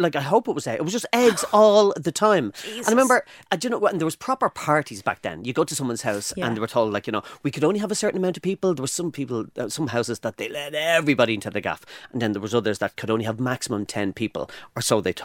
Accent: Dublin, Leinster, Ireland; we grew up in Elmount, on the north side of Dublin

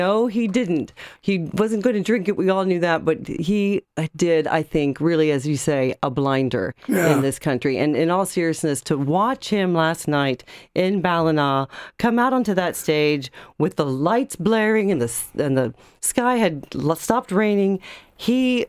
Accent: United States; also born or lived in Farmland, Indiana; now in Ireland; As an American

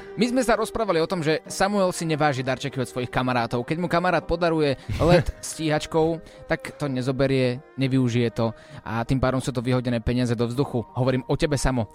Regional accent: Slovakia; Odkiaľ si? Zo Slovenska.

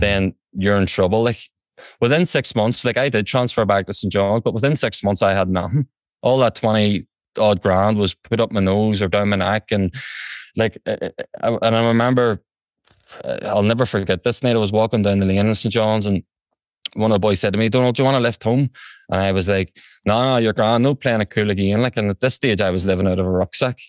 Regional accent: Belfast, Northern Ireland, United Kingdom; also born or lived in England; I'm from West Belfast here in County Antrim

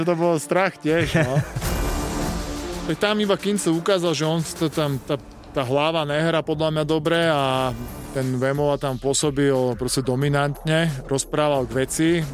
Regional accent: Bratislava, Bratislava Region, Slovakia; doma v Bratislave

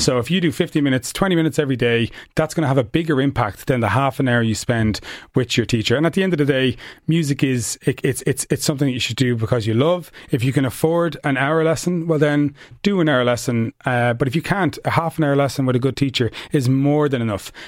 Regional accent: Ireland; also born or lived in United States; in Ireland, we have this kind of self-conscious thing

